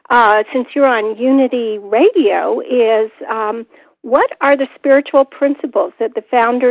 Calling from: Overland Park, Kansas, United States; I am calling from Overland Park, Kansas.

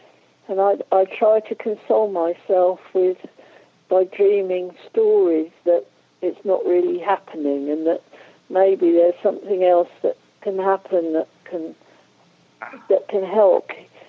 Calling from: Norwich, East of England, United Kingdom; I'm calling from Norwich in the UK.

